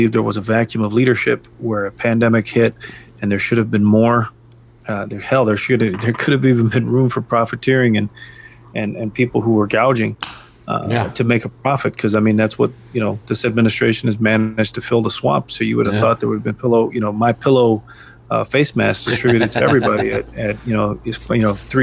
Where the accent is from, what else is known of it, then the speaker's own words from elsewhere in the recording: United States; as Americans